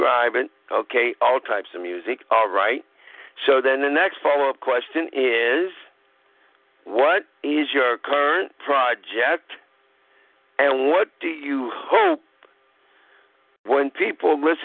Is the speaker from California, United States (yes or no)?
no; Pittsburgh, Pennsylvania, United States; even though I am Sicilian Italian, I was born in Pittsburgh. I still unfortunately reside in Pittsburgh, PA in the United States.